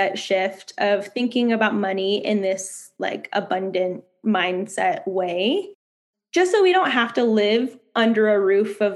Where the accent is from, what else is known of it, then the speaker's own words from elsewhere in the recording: United States; moved away; also born or lived in San Francisco, California, United States; I grew up in Lake Tahoe and I really want to own a home there in my hometown.